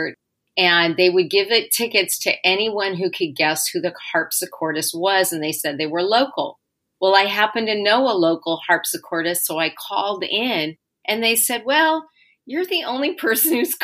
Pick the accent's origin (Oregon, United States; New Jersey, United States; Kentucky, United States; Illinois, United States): Oregon, United States; Portland; I grew up in Portland, and there's a part of Sovies Island in Portland